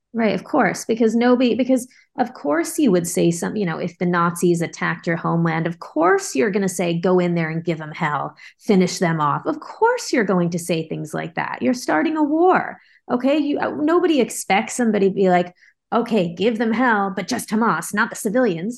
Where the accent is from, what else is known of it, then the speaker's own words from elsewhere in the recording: Bay Area, California, United States; I grew up in the Bay Area